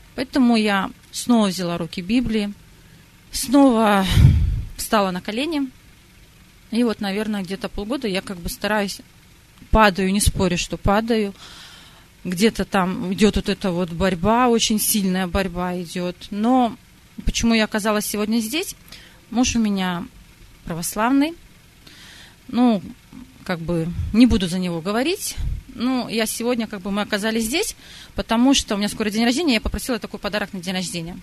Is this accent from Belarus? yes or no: yes; Belarus; also born or lived in Sakhalin, Russia; родилась на Сахалине, и там же приняла, как и все русские, большинство православия. Потом, когда была перестройка, моя семья переехала в Белоруссию